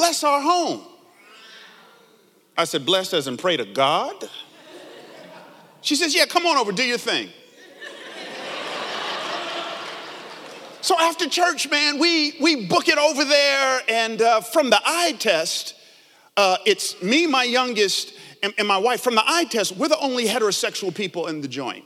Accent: Atlanta, Georgia, United States; now in San Jose, United States; I grew up in Atlanta, down south, 70s and 80s

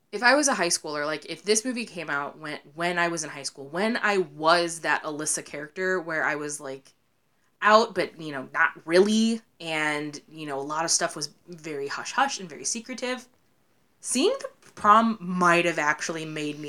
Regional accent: Ohio, United States; we're from Ohio, and I do theater

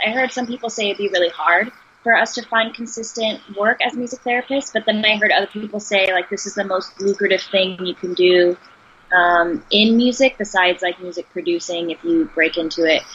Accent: Texas, United States; moved away; I'm from Texas

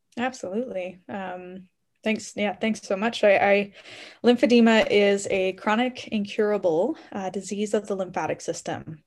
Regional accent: Ontario, Canada; moved away as an adult; now in Calgary, Canada; I grew up in Ontario, so all over Ontario

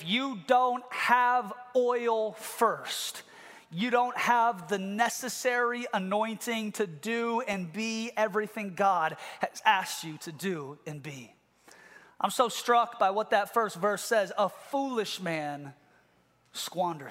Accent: Seattle, Washington, United States; I grew up in Ballard

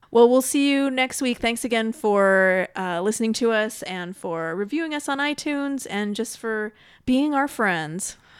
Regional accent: California, United States; I grew up in California.

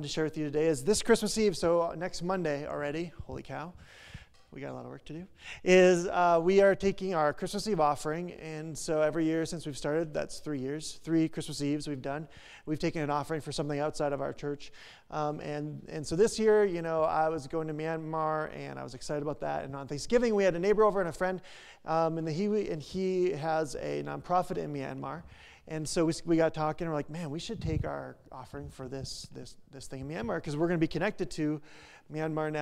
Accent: North Dakota, United States; moved away; we're from North Dakota

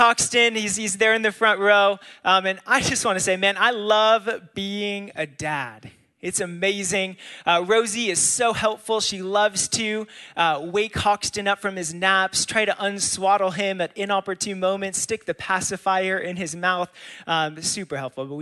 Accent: California, United States; moved away; I grew up in California.

